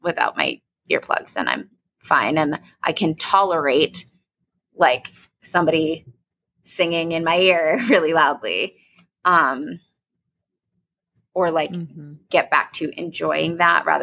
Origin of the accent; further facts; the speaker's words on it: New York City, New York, United States; moved away as an adult; also born or lived in Boston; now in Denver, United States; I grew up in New York fucking city